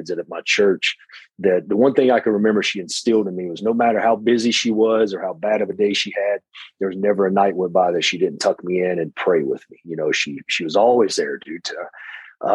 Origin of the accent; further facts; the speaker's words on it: Hickory, North Carolina, United States; I'm from small town Hickory, North Carolina.